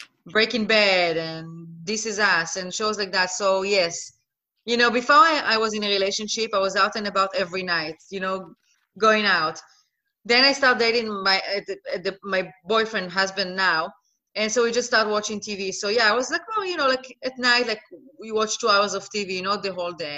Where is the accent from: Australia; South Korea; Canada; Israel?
Israel; moved away as an adult; also born or lived in Netherlands; now in Los Angeles, United States; I'm originally from Israel. I was born and raised in Israel.